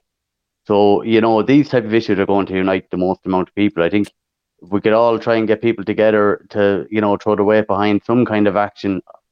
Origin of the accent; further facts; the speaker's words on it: County Offaly, Ireland; I'm from Offaly